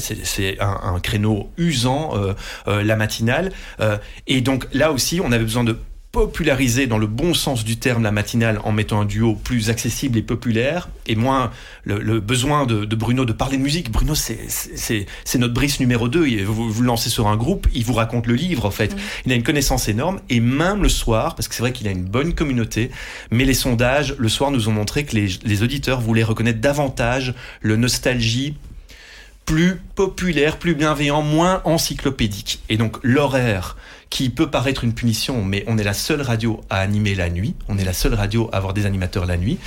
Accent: Dutch-speaking, Flanders, Belgium; first language Dutch; French is a second language; je suis néerlandophone euh, d'origine, mmh. euh, c'est ma langue maternelle, j'ai fait mes études en néerlandais à la base

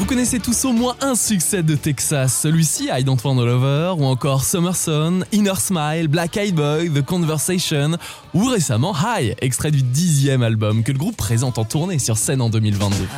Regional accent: France; chez nous, en France

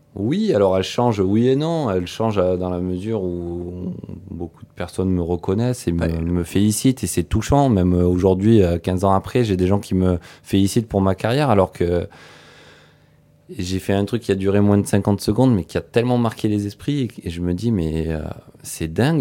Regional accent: Antibes, Provence-Alpes-Côte d'Azur, France; chez moi en Tibes

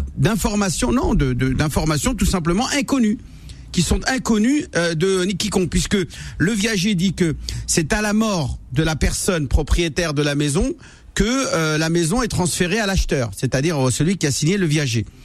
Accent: France; je suis né en France

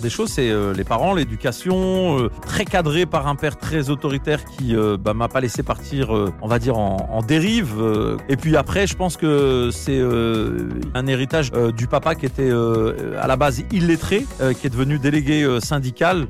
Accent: Nantes, Pays de la Loire, France; now in Paris, France; je viens de Nantes, précisément du quartier euh, Beaulieu. J'ai aussi grandi à Bellevue, au Clotoro, voilà, plein de quartiers de Nantes

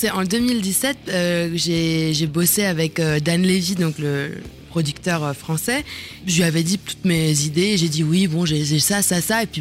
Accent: Germany; moved away; j'ai grandi en Allemagne

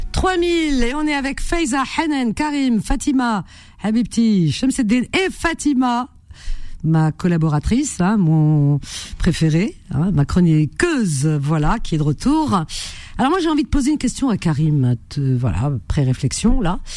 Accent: France; moi, je suis né en France.

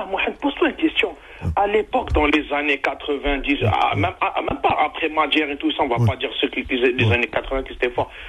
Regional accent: Algeria; chez nous en Algérie

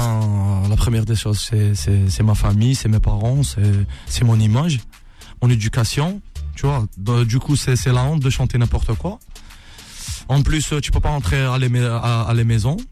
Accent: Oran, Oran Province, Algeria; je suis né à Oran, Algérie

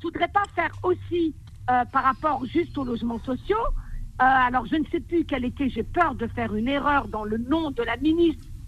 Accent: France; mes, ancêtres sont des Algériens, mais je suis une Française

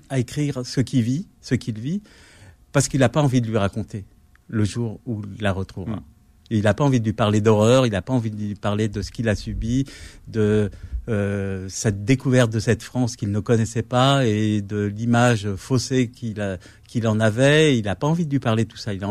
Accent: Kabylie, Algeria; moi, moi, je suis kabyle, donc en arabe, je sais, pas.

